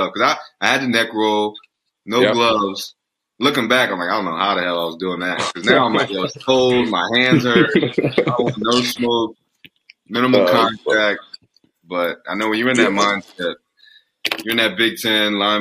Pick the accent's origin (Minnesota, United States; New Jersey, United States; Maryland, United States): New Jersey, United States; being a Philly dude, I'm from Jersey, it's right there